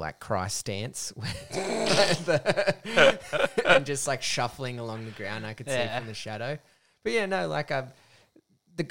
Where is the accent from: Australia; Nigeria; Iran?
Australia; We are Australian